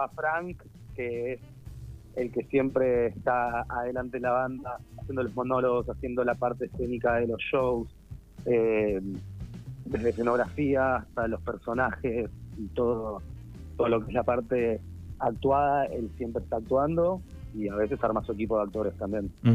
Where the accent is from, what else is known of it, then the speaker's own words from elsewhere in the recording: Buenos Aires, Argentina; yo soy de Belgrano